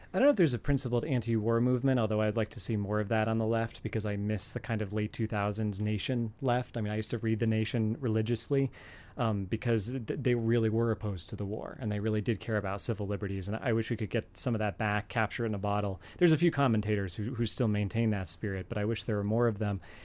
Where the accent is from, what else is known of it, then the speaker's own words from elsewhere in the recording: Virginia, United States; my home state, for example, of Virginia